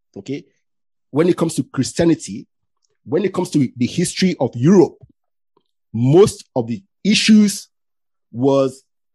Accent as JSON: {"language": "English", "town": "Ilaro", "region": "Ogun State", "country": "Nigeria", "tie": "born or raised there", "also_born_or_lived": "Delta State", "said": "See, when I was born in Delta State, okay? I came to the west of Nigeria 1978, I think. Yeah. My family went to Ilaro in Ogun State."}